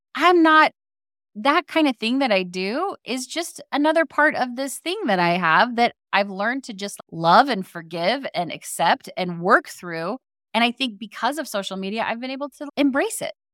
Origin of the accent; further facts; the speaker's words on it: Arizona, United States; I grew up in Arizona